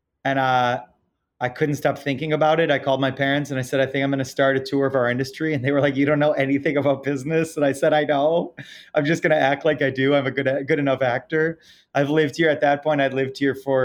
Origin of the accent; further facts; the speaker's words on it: Detroit, Michigan, United States; moved away as an adult; now in New York City, United States; I grew up in Detroit, Michigan, or outside of Detroit, Michigan